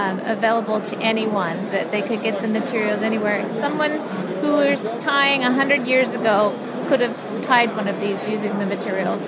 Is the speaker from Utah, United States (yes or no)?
no; Aberdeen, Washington, United States; I was born and raised in Aberdeen along the mighty Wishkaw River